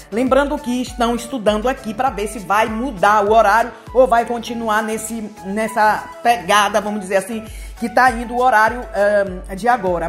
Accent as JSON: {"language": "Portuguese", "region": "Bahia", "country": "Brazil", "moved": "yes", "lives_now": "Italy", "said": "eu também sou nordestina, venho da Bahia"}